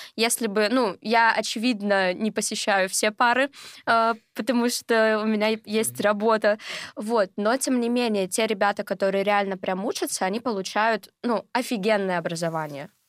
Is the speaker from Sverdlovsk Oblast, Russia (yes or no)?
yes; Sverdlovsk Oblast, Russia; moved away as an adult; now in Moscow, Russia; Сама я из региона, то есть я не москвичка, сама я из Свердловской области